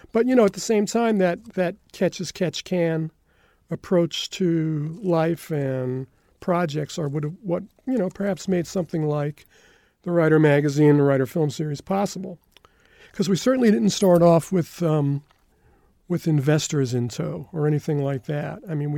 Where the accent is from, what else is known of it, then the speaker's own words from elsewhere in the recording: New York, United States; Well, I came from Westchester County. It's one of the suburbs of New York City.